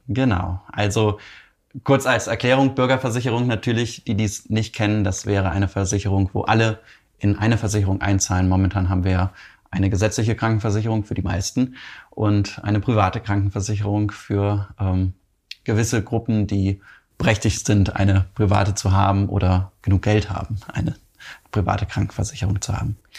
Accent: Cologne, North Rhine-Westphalia, Germany; wir kommen ja beide hier aus Köln

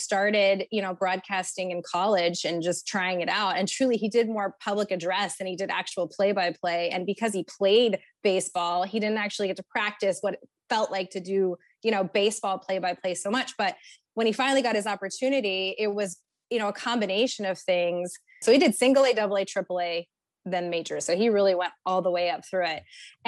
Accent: California, United States; also born or lived in Texas; We are from California originally. That's where my husband and I met many, many moons ago in 2004.

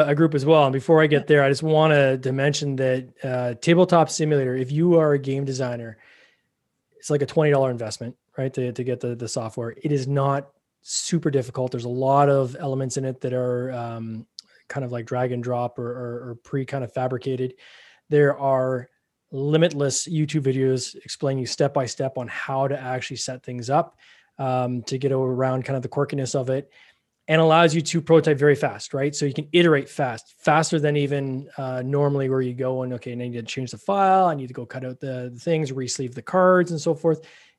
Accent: Canada; Like, if I know here in Canada, we're both Canadian.

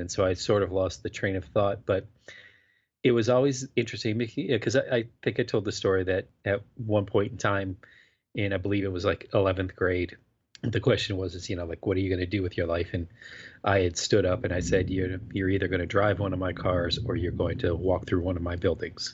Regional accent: Florida, United States; moved away; I was growing up in Florida

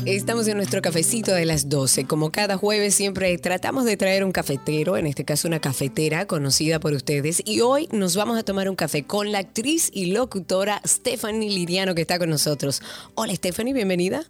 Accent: Dominican Republic

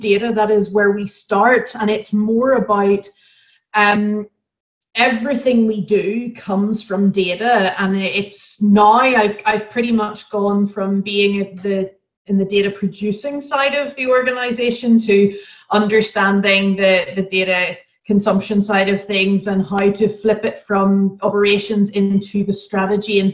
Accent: Ireland; moved away as an adult; now in Germany; So I'm Irish and I have had the pleasure of living in several different countries as I've moved around with my career

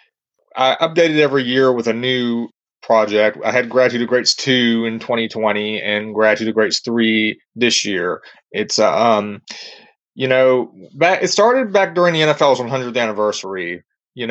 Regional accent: Louisiana, United States; they're my home state team

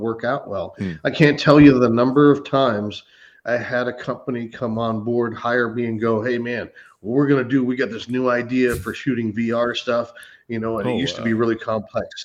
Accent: Northern California, United States; moved away; Northern California, where I'm from

